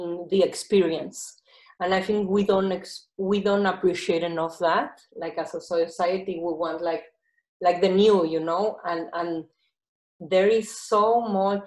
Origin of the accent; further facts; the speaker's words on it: Mexico; I'm from Mexico, so I have fabrics from Mexico